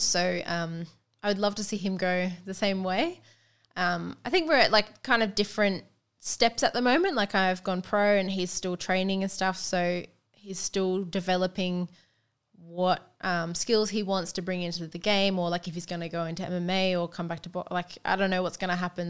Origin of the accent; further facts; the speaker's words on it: Sunshine Coast, Queensland, Australia; I'm from the Sunshine Coast